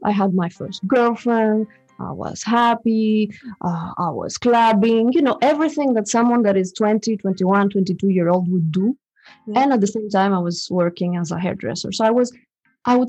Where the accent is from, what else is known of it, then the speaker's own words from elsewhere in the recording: Greece; now in Switzerland; I come from Greece, and I'm coming from a Greek father and a French mother. This is how I came. But I've been raised in Greece